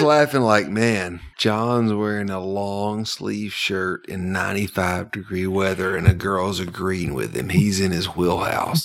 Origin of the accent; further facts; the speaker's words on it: Georgia, United States; I very simply grew up in Cloulin, Georgia.